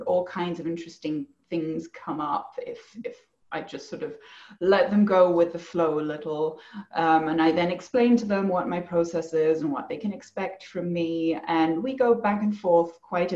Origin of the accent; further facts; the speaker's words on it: Germany; also born or lived in England / France; now in Bend, United States; I grew up in Germany mostly. My mother's English, so I spent a lot of time there.